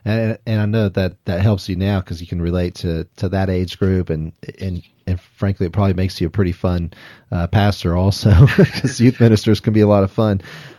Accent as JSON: {"language": "English", "region": "Mexico City", "country": "Mexico", "tie": "born or raised there", "said": "I didn't grow up in the country like you. I grew up in Mexico City."}